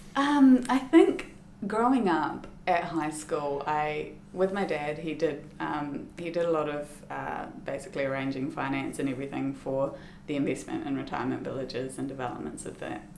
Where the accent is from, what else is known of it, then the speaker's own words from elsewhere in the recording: Christchurch, Canterbury, New Zealand; moved away as an adult; I am Christchurch born and bred. So I was born in Christchurch and grew up in Christchurch